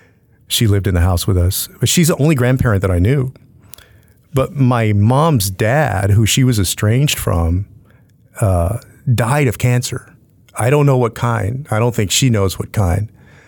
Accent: San Antonio, Texas, United States; growing up in South Texas as a Latino, grew up on the west side of town, and diabetes is rampant in San Antonio and in South Texas.

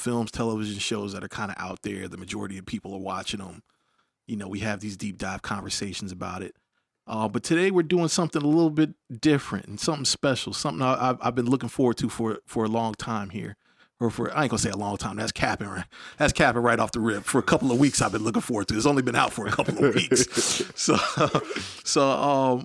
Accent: Hampton, Virginia, United States; I'm born and raised in Hampton

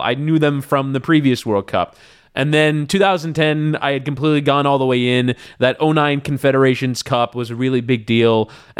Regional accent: Florida, United States; Yeah, I was into the Miami Dolphins. That was kind of like my first sports love. I was like 7 years old

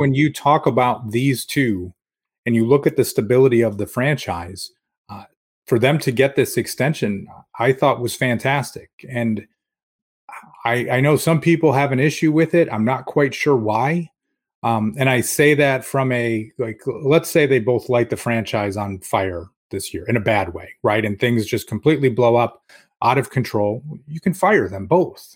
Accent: Rochester, New York, United States; now in Capital Region, New York, United States; growing up in Rochester

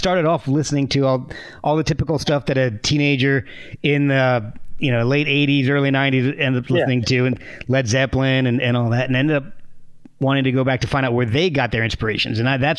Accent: East Coast, United States; born or raised there; also born or lived in Texas / New Jersey / Alabama; now in Virginia, United States

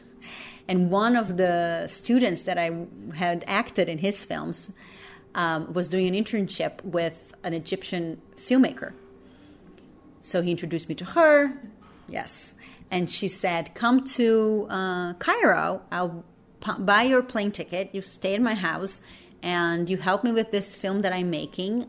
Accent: Brazil; English is a second language; moved away as an adult; also born or lived in New York; I grew up in Brazil

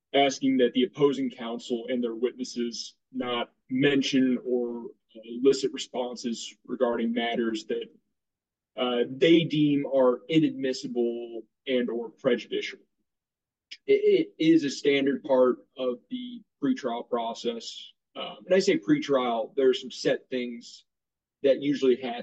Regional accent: Dallas, Texas, United States; also born or lived in Michigan; I am born and raised in Dallas

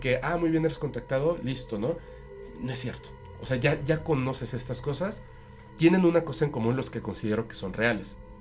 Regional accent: Mexico City, Mexico; now in Mérida, Mexico; pero soy de la Ciudad de México. O sea, de hecho no nací en la Ciudad de México, pero me crié, o sea, esa parte de mi infancia

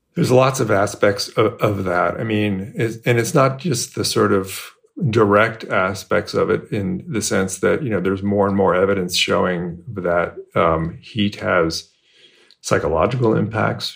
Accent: Bay Area, California, United States; moved away as an adult; now in Texas, United States; I moved to Texas four years ago, and um, I grew up in the Bay Area, California

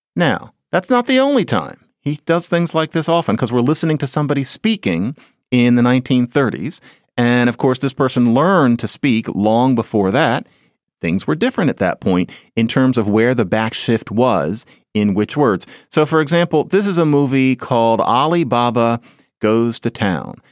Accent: Philadelphia, Pennsylvania, United States; I grew up on Marion Lane in Philadelphia

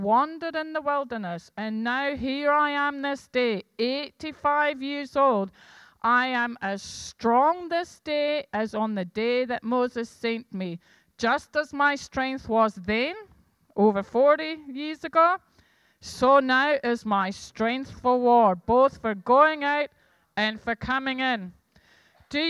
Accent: Scotland, United Kingdom; I'm Scottish

